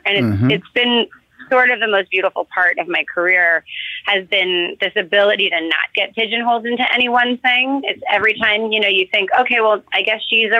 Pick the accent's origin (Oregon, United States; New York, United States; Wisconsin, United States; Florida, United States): New York, United States; New York City; and by the way, I grew up in New York City